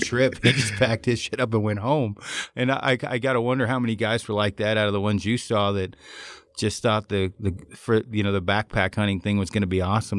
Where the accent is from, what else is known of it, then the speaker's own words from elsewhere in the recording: Oregon, United States; I'm from Oregon.